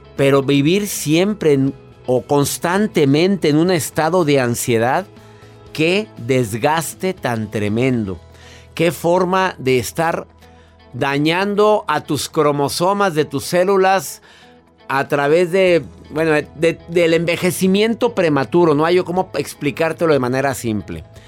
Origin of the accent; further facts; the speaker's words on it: Mexico; En mi país